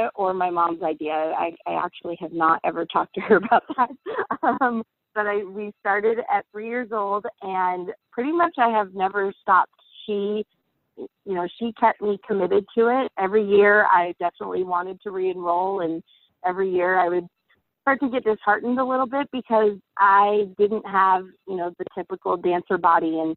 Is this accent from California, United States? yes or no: no; Spokane, Washington, United States; I'm from Spokane, Washington.